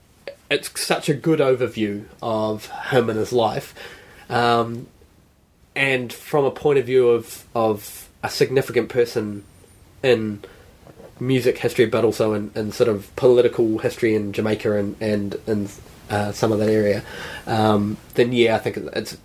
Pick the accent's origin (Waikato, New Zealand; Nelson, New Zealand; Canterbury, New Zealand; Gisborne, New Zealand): Gisborne, New Zealand; I grew up in, like, when I was young, we grew up in Gisborne and had relations up the East Coast